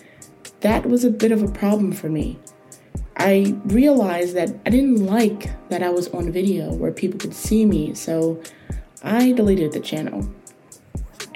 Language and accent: English; United States; I am a 20-something-year-old woman, born and raised in the United States.